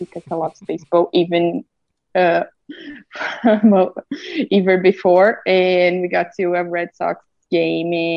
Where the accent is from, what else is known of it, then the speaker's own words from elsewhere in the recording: Santa Catarina, Brazil; English is a second language; now in Juiz de Fora, Brazil; I'm not from here. I'm actually from Santa Catarina.